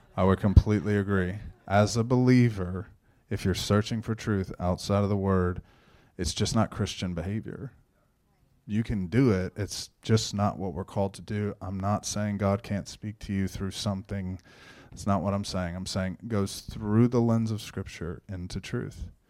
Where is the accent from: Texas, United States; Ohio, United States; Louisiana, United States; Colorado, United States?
Texas, United States; Shenandoah; I grew up in Shenandoah, born and raised